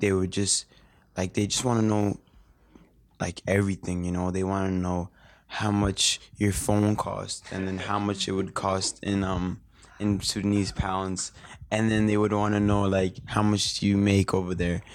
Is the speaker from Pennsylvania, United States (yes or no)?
no; Maine, United States; I'm from America